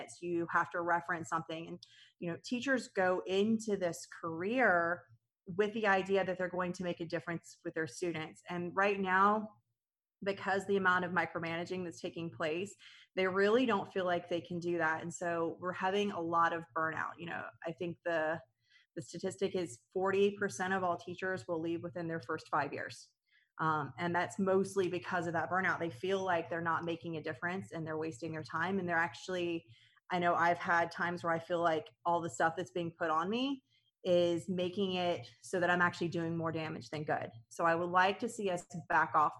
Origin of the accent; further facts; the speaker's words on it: United States; I'm born and raised in Clay County, so I actually went through the Clay County school system